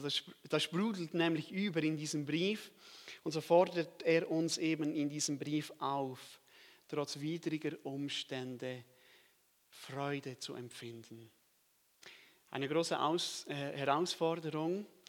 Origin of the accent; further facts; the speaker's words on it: Switzerland; ich komme aus der Schweiz